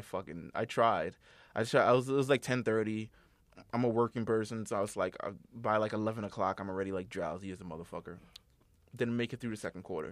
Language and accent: English; East Coast, United States; I'm from the East Coast